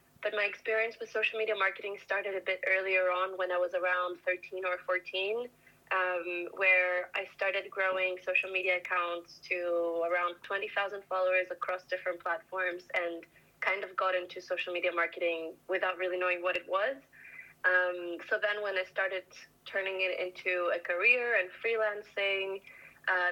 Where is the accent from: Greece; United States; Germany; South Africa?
Greece; moved away as an adult; now in London, United Kingdom; I'm from Greece